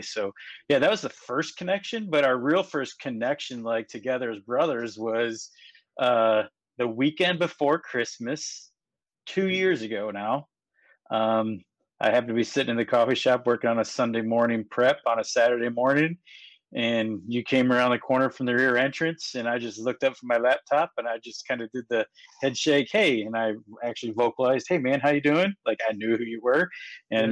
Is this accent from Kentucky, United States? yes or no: yes; Kentucky, United States; I grew up in Kentucky.